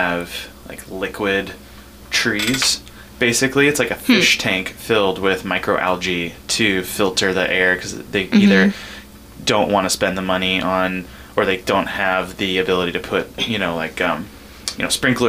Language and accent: English; California, United States; now in Ketchikan, United States; I'm from California originally, and I definitely grew up in a more rural area